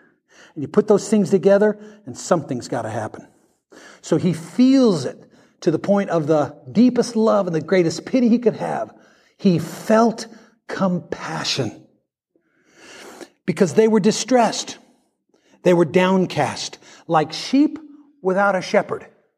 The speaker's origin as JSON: {"language": "English", "region": "Kansas", "country": "United States", "lives_now": "Mississippi, United States", "said": "I come from Kansas, but we have harvest here in Mississippi."}